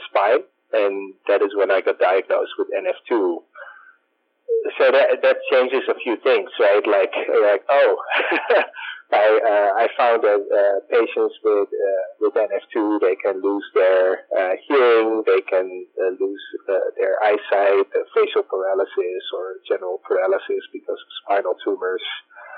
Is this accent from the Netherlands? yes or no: yes; Netherlands; moved away as an adult; now in San Francisco, United States; I grew up in the Netherlands